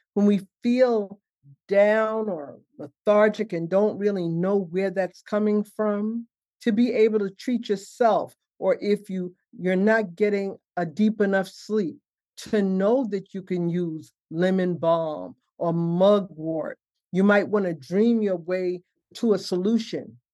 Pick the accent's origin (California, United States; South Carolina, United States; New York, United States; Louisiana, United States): New York, United States; New York City; also born or lived in Harlem, New York City; I grew up in Bed-Stuy, born in Harlem. We moved to uh, Brooklyn when I was six